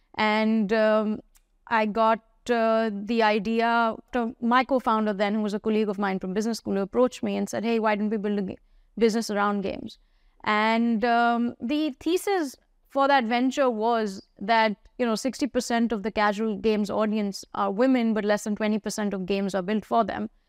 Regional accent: India; I grew up in India

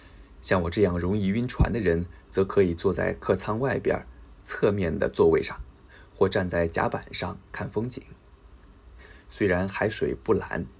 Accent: Daishan, Zhejiang, China; 目前我的老家岱山岛。和很多别的小岛还没有用桥连接起来，所以出岛依然需要坐船。

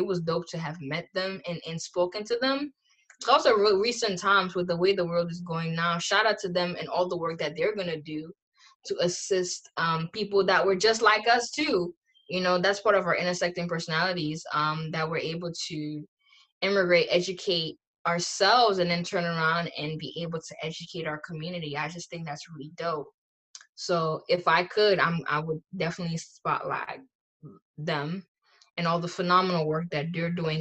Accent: United States; growing up in the Cameroonian community

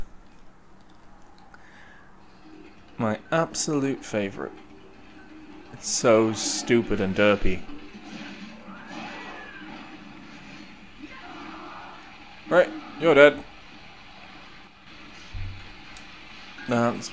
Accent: England, United Kingdom; I'm a Englishman.

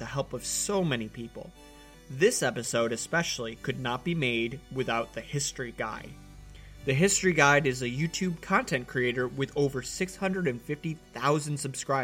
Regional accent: United States; as an American

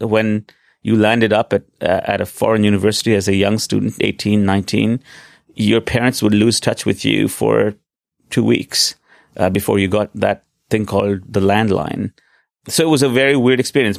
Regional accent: Delhi, India; moved away as an adult; also born or lived in Stanford, United States; now in New York, United States; I was born in Delhi in 1970. I went to school there, went to high school there.

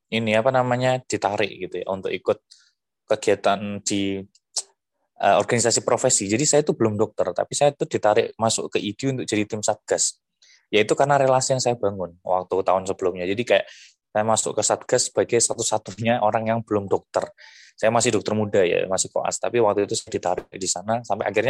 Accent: Bojonegoro, East Java, Indonesia; Terus saya coba e, ngebangun tim untuk ngasih APD ke nakes-nakes di kota saya dari Bojonegoro kan.

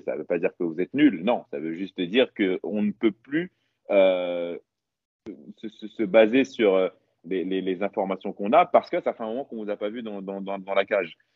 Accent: Paris, Île-de-France, France; chez moi à Paris

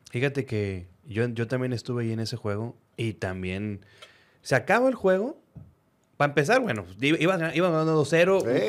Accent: Reynosa, Tamaulipas, Mexico; now in Monterrey, Mexico; yo nací aquí en Monterrey, pero viví casi toda mi vida, o mi vida, eh, mi preparación, digamos que mi vida joven, en Reynoso, Tamaulipas

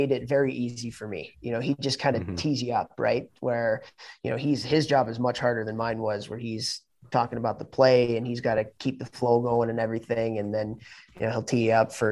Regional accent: Chicago, Illinois, United States; moved away as an adult; when I was growing up in Chicago

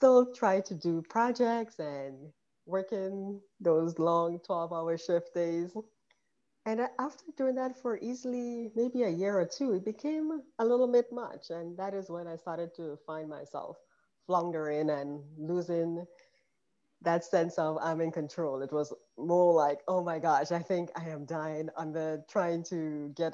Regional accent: Grenada; moved away as an adult; also born or lived in New York / Philadelphia; now in Georgia, United States; I grew up in Grenada in the Caribbean, and I came here for medical school

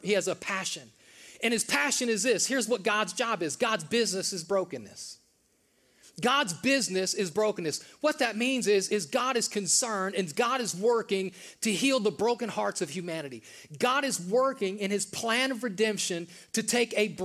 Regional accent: the North, United States; now in the South, United States; I grew up in the North, most of you guys know that, in the North it snows in the winter

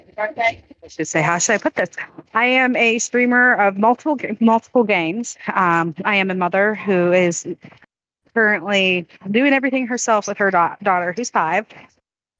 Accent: West Virginia, United States; I am actually from West Virginia

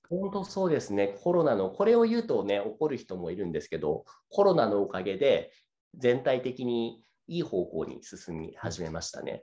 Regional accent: Saitama, Japan; moved away; 出身は僕は埼玉県です。

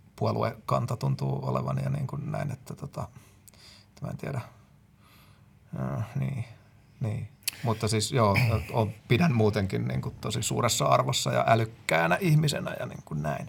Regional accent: Finland; me ollaan Suomesta

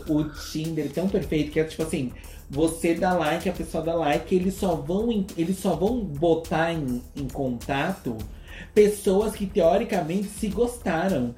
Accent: Brazil; a gente que é brasileira

